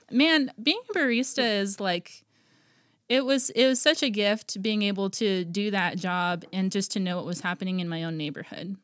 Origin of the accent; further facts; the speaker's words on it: Guam; moved away as an adult; now in Portland, United States; I was born and raised on Guam, and then I moved out here in twenty ten.